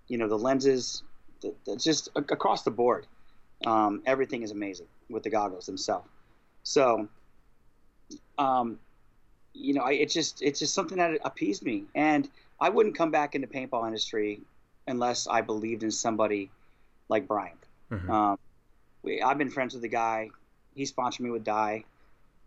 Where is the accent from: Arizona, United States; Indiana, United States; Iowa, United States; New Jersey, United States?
Iowa, United States; I'm from Iowa